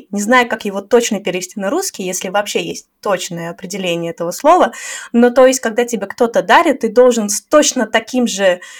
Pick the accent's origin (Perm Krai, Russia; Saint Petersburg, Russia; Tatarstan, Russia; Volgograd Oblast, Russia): Saint Petersburg, Russia; now in Tashkent, Uzbekistan; из Питера, а сейчас живу в Ташкенте.